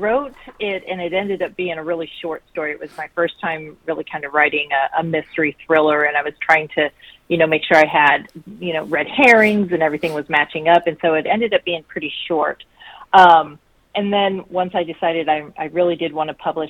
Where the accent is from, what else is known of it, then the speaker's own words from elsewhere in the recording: Colorado Springs, Colorado, United States; I grew up in Colorado, so I actually was born in Colorado Springs